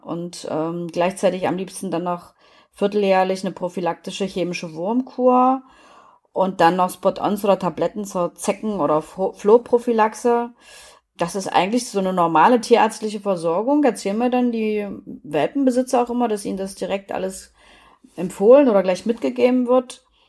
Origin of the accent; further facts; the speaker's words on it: East Germany, Germany; ich bin ja in der DDR groß geworden